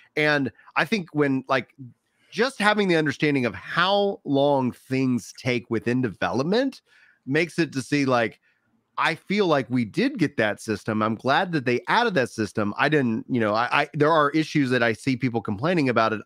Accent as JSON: {"language": "English", "region": "Texas", "country": "United States", "said": "As a Texan, my natural inclination is to speak Spanglish"}